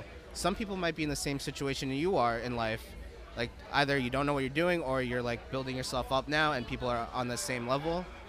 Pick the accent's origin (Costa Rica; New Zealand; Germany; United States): United States; Armonk, New York; moved away; I'm actually from also New York. I was raised in New York